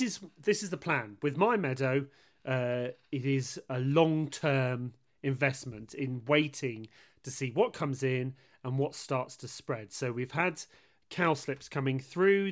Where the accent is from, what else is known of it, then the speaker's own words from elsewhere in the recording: West Country, South West England, United Kingdom; I'm from the West Country and we're very unpronounceable down here